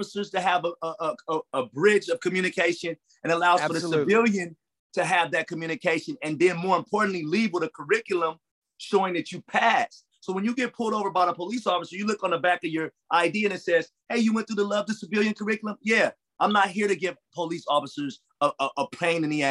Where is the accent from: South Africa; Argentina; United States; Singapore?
United States; Los Angeles, California; also born or lived in Compton, California; I come from Watts, I come from Compton